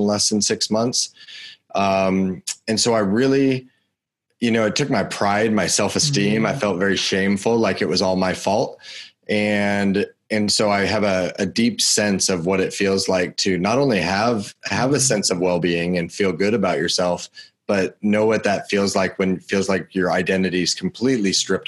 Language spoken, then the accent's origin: English; Chattanooga, Tennessee, United States; I was born in Chattanooga.